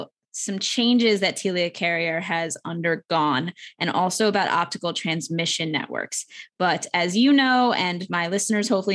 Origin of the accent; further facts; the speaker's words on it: United States; first language English; I'm American. I was born and raised here